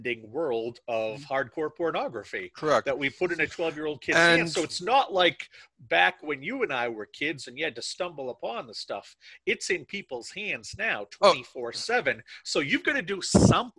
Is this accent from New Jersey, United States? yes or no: no; Maine, United States; I'm from Maine, and I'm from a very, I'm from a part of Maine that was settled by a lot of French Canadians.